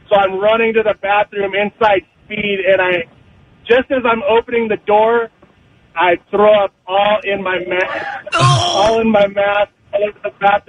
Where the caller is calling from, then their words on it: Anaheim, California, United States; from Anaheim.